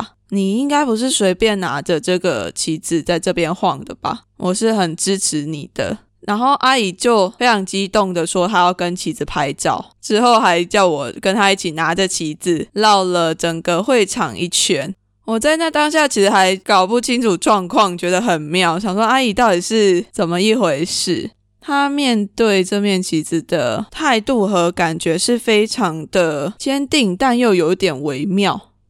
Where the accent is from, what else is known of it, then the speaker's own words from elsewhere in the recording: Taiwan; now in Australia; 其实这两次我都有带着我从台湾带来的台独金鱼旗。